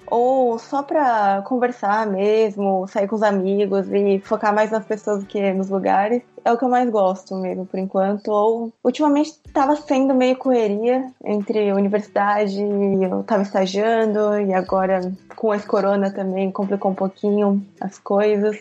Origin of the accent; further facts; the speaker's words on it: São Paulo, Brazil; moved away as an adult; also born or lived in São José dos Campos, Brazil / Saitama, Japan; now in Japan; Eu sou de São Paulo, no Brasil